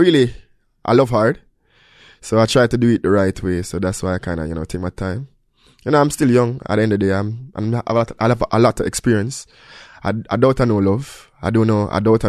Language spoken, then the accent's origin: English; Jamaica; I'm from Jamaica, and I'm a kid from Jamaica